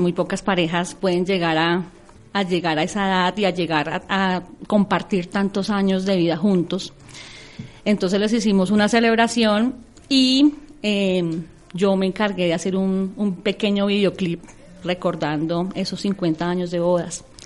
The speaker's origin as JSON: {"language": "Spanish", "town": "Cajicá", "region": "Cundinamarca", "country": "Colombia", "tie": "born or raised there", "also_born_or_lived": "Tabio, Cundinamarca", "said": "yo, eh, soy nacida en Tabio, Cundinamarca, pero toda mi vida he vivido en Cajica."}